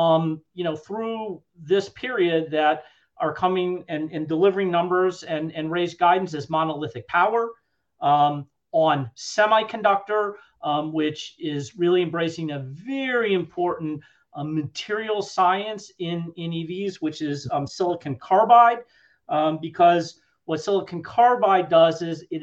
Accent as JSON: {"language": "English", "town": "Cleveland", "region": "Ohio", "country": "United States", "tie": "born or raised there", "said": "I grew up in Cleveland, Ohio"}